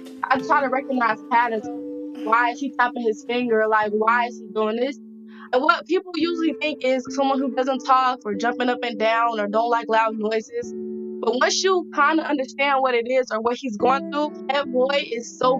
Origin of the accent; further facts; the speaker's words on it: Nigeria; I'm Nigerian, and like I was just not saying what I was supposed to be saying.